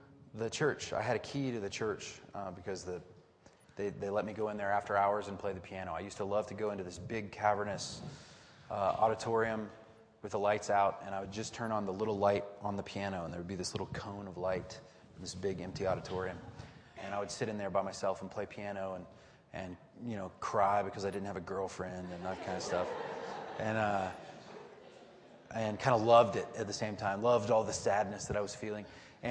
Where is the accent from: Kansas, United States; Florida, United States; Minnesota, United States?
Florida, United States; I was from Florida